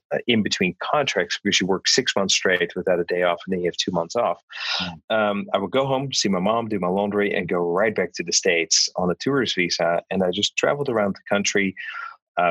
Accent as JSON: {"language": "English", "country": "Netherlands", "tie": "born or raised there", "moved": "yes", "said": "I was born and raised in the Netherlands."}